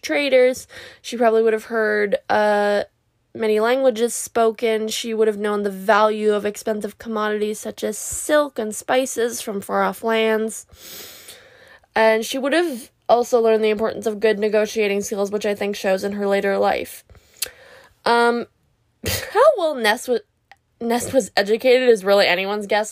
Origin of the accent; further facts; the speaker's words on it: Canada; I'm from Canada